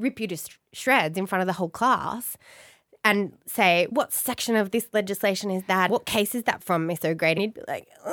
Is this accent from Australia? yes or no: yes; Blue Mountains, New South Wales, Australia; I grew up in the Blue Mountains.